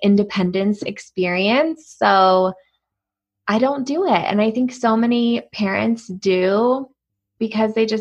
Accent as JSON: {"language": "English", "region": "East Coast", "country": "United States", "moved": "yes", "lives_now": "Colorado, United States", "said": "I'm from the East Coast"}